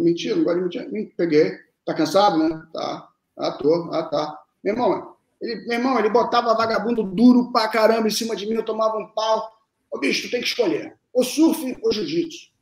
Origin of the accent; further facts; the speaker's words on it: Rio de Janeiro, Brazil; also born or lived in Lavras, Minas Gerais / Brasília; Cheguei de, de Brasília com 10 anos porque os meus pais, eles tinham, tem família aqui no Rio, entendeu? E eu fui morar no Arpoador